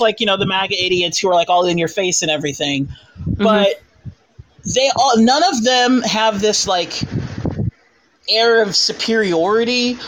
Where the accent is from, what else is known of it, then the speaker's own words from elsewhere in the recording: Southern California, United States; I am from Southern California